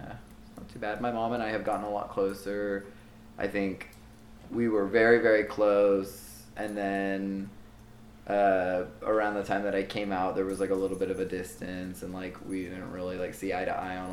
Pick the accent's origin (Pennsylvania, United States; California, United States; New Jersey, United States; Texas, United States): Texas, United States; Liberty Hill; I'm from Liberty Hill, which is north of Austin, just north of Austin, so it's like a suburb of a suburb.